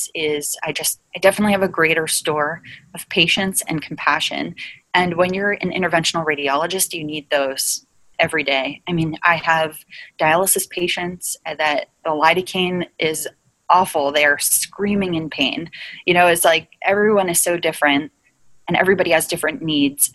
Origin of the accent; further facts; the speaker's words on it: New Jersey, United States; I'm from New Jersey